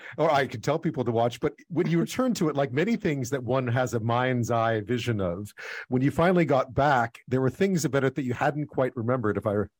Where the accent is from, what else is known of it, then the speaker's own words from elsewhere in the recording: Montreal, Quebec, Canada; I grew up in Montreal.